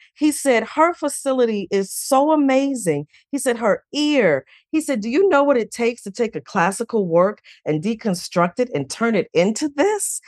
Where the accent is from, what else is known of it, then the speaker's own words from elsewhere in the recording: Chicago, Illinois, United States; growing up in Chicago on the South Side